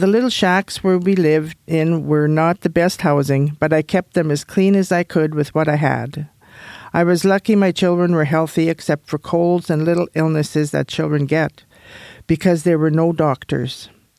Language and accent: English; Alberta, Canada; first language Cree; English is a second language; was a hamlet of about 300 people, of which a majority were Aboriginal. When I started school in 1927, I couldn't speak English because our language spoken at the time was Cree.